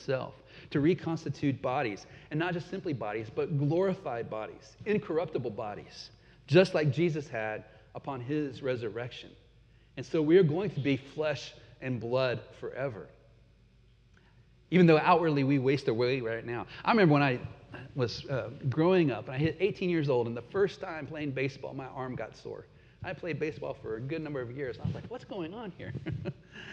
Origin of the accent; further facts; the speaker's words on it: United States; moved away as an adult; also born or lived in Peru / Canada; as an American living in their midst